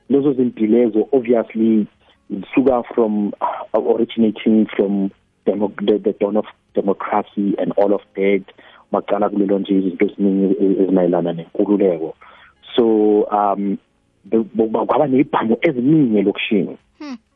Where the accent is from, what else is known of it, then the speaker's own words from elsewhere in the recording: KwaThema, Gauteng, South Africa; moved away as an adult; now in Daveyton, South Africa; Yebo, eh ngizalele kwaThema, ngikhulele kwaThema. Uh, I've always been an Eastern guy.